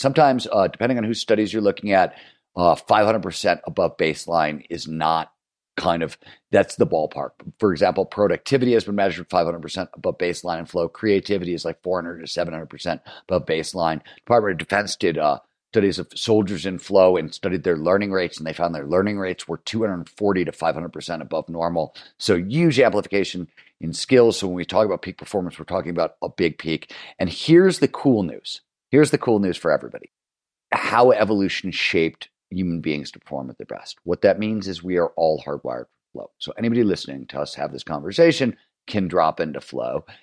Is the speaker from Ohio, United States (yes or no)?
yes; Cleveland, Ohio, United States; also born or lived in Chicago; I am from Chicago, but I grew up in Cleveland